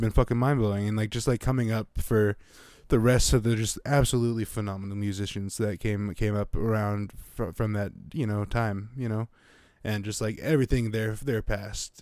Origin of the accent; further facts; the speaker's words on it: Montana, United States; moved away; having lived in Montana.